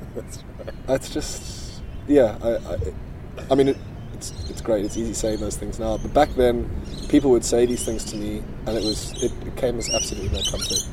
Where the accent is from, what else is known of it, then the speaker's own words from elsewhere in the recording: South Africa; I grew up in South Africa, very conservative um, socially